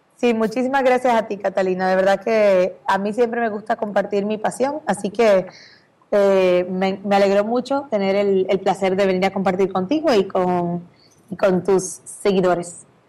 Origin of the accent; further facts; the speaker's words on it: Dominican Republic; moved away as an adult; now in Miami, United States; República Dominicana, de donde soy